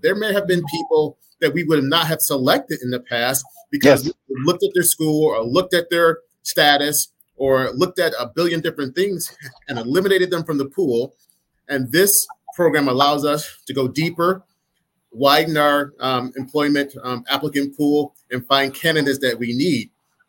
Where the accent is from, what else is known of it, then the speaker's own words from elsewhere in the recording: Michigan, United States; people might like me because I'm from Michigan, go blue.